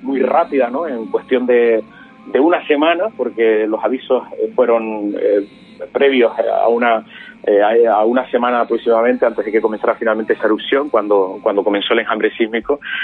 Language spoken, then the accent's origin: Spanish; Canary Islands, Spain; como canarios que somos, aunque vivimos en, estas tierras eh, volcánicas, ese es nuestro origen